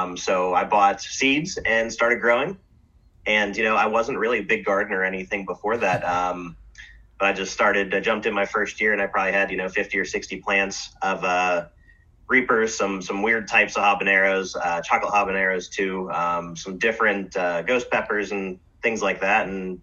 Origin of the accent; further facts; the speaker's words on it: Arizona, United States; now in Pennsylvania, United States; I grew up down in Arizona, so... and my parents always lived, out south growing up.